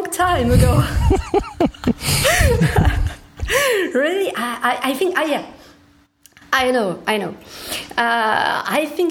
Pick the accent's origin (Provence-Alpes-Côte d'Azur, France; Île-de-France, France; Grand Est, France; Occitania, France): Occitania, France; Toulouse; my hometown, Toulouse